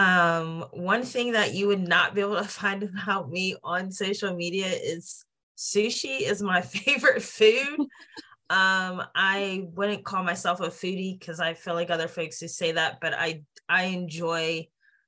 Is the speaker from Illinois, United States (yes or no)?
no; Johnstown, Pennsylvania, United States; I'm from Johnstown, Pennsylvania, small rural town, you know, steel town, and like in the middle of PA between Philly and Pittsburgh. And, you know, I had a great childhood